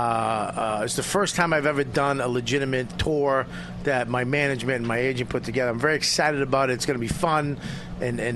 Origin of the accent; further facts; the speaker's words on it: Medford, Massachusetts, United States; I grew up in Medford, right next to Davis Square